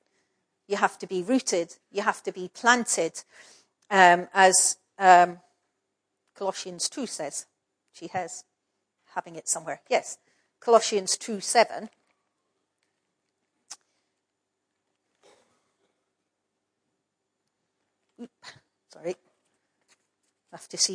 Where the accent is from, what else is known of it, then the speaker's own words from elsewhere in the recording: Scotland, United Kingdom; I'm a Scottish person